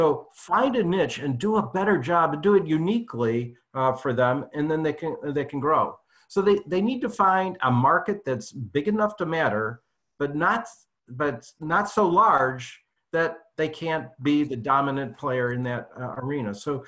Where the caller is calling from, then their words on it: California, United States; I am actually calling in from my home office. Friday traffic is just terrible here in Silicon Valley.